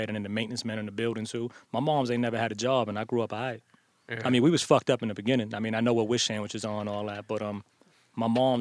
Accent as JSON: {"language": "English", "town": "New York City", "region": "New York", "country": "United States", "tie": "born or raised there", "also_born_or_lived": "Harlem", "said": "I grew up in the Bronx."}